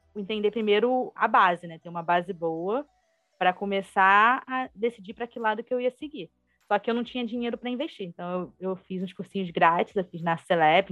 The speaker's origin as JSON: {"language": "Portuguese", "region": "Rio de Janeiro", "country": "Brazil", "said": "sou carioca, né, do Rio"}